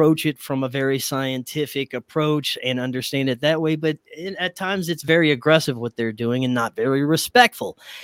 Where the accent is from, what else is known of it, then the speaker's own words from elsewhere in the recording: Louisiana, United States; my hometown or my home state of Louisiana